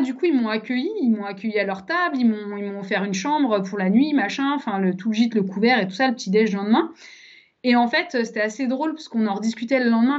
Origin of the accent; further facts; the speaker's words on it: Savoie, Auvergne-Rhône-Alpes, France; also born or lived in Paris; now in Lyon, France; je suis savoyarde à la base